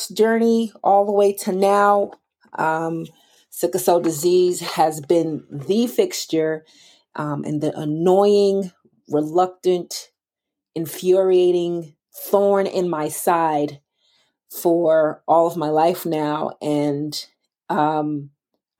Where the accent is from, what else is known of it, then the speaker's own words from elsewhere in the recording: Boston, Massachusetts, United States; I'm from Boston, Massachusetts